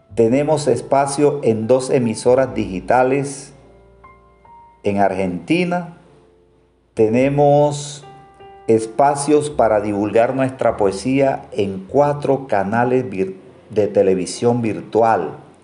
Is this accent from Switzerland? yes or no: no; Colombia; aquí en mi país, en Colombia.